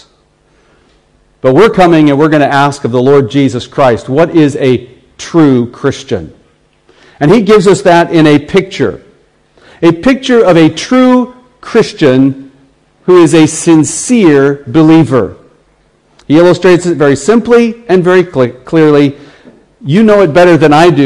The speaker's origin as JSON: {"language": "English", "country": "United States", "accent": "American", "said": "my American accent"}